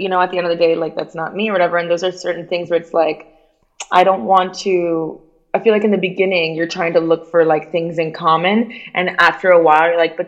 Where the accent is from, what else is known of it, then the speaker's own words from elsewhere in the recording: Miami, Florida, United States; accent: Miami; moved away as an adult; also born or lived in Cuba / New York; I had a Miami accent